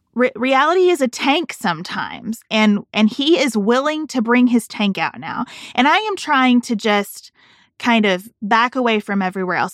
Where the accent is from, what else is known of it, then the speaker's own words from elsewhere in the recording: United States; an American citizen who has not lived abroad